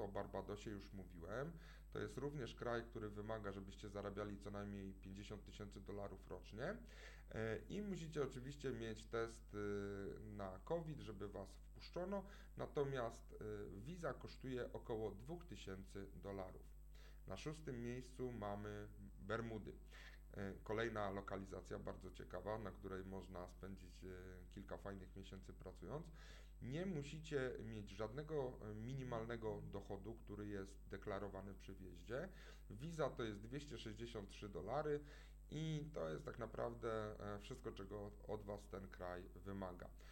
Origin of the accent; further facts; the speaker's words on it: Poland; Pochodzimy z Polski